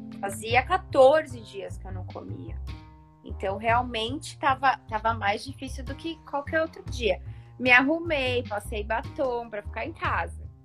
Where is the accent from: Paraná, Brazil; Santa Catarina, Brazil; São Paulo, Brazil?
São Paulo, Brazil; Eu sou de São Paulo